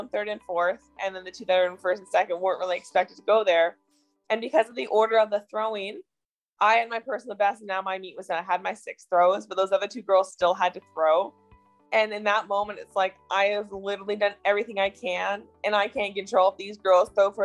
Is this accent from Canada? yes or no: yes; Canada; my home country.